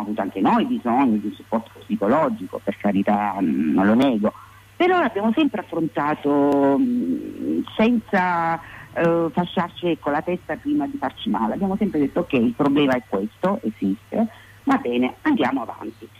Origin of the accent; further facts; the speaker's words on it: province of Taranto, Apulia, Italy; Noi consideri che abitiamo in Puglia, quindi noi veniamo dalla provincia di Taranto